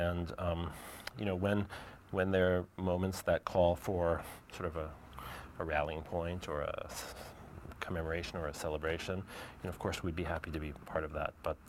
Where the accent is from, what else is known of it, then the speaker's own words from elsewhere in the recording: New York City, New York, United States; I'm the first native New Yorker.